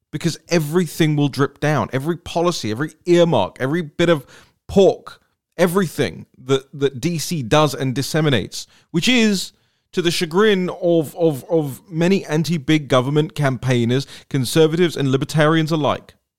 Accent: London, United Kingdom; moved away as an adult; now in Washington, D.C., United States; I grew up, I was born and raised in London

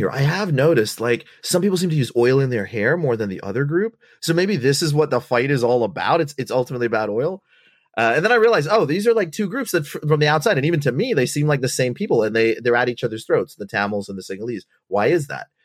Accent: Botswana; also born or lived in Sri Lanka; I, my family's from Sri Lanka, uh, and I was born there, and I left when I was uh, two years old. And we grew up in Bot. I grew up in Botswana

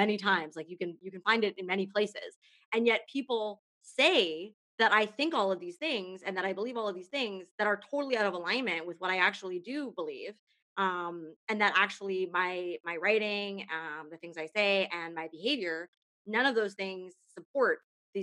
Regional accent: Canada; I'm a Canadian

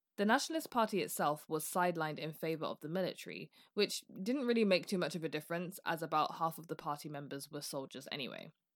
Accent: United Kingdom; I'm British

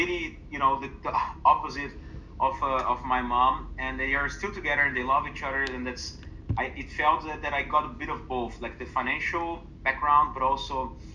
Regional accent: Brazil; my home country

